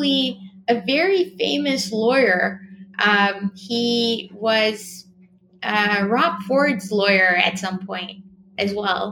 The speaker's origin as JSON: {"language": "English", "town": "Montreal", "region": "Quebec", "country": "Canada", "tie": "born or raised there", "also_born_or_lived": "Toronto", "moved": "yes", "said": "I grew up in Montreal."}